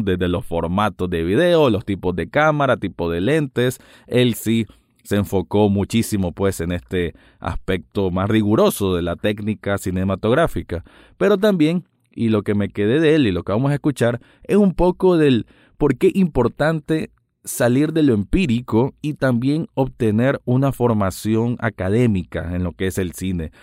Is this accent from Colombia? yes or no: no; Nicaragua; aquí en mi país Nicaragua